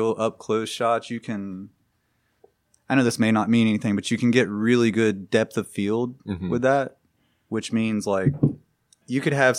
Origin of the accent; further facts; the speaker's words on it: Birmingham, Alabama, United States; We are from Birmingham